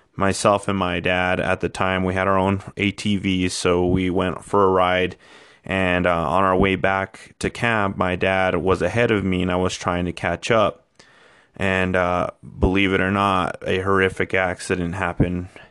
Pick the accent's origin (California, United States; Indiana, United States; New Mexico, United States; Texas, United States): New Mexico, United States; Española; also born or lived in Clovis, New Mexico / Truchas, New Mexico; I was born and raised in New Mexico all my life